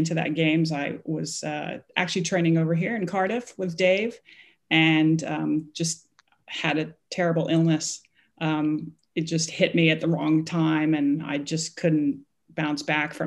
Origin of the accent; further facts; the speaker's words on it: Hong Kong; I am from Hong Kong. I was born and raised there